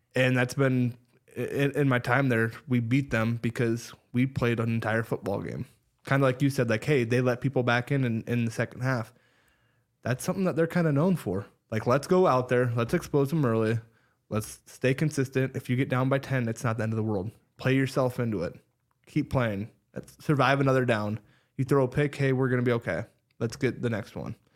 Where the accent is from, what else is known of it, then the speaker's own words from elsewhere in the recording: Ames, Iowa, United States; growing up in Ames and then going to Iowa State